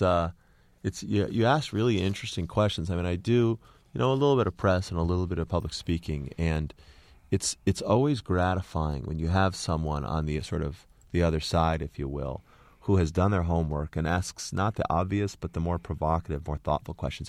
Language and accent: English; Connecticut, United States; moved away; also born or lived in Boston; when I grew up in Connecticut, there were no Iranians